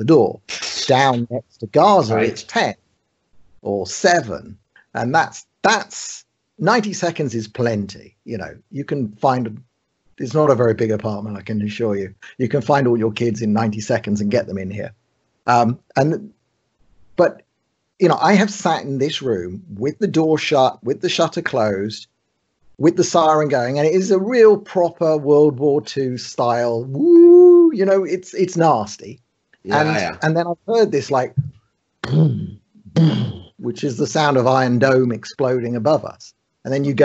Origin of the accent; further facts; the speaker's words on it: London, United Kingdom; moved away as an adult; now in Tel Aviv, Israel; I grew up in London